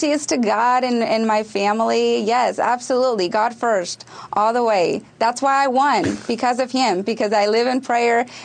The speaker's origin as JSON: {"language": "English", "country": "Mexico", "tie": "born there", "said": "Well, because I was born in Mexico is that I am Republican because I was raised with strong conservative values"}